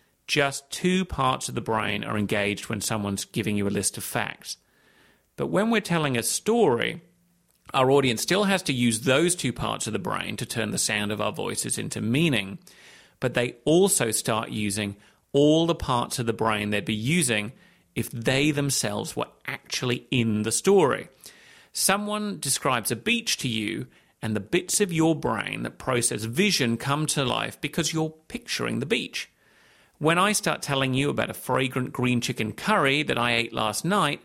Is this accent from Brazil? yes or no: no; Hong Kong; moved away as an adult; also born or lived in London, United Kingdom; I was born in London. My dad got a job in Hong Kong. We moved there when I was six. I went to school there, university in the UK, became a journalist, and so on.